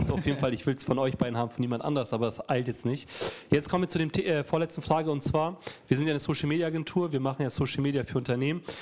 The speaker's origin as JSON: {"language": "German", "country": "Montenegro", "said": "weil so in der ersten Passage geht es um Montenegro, meine Heimat"}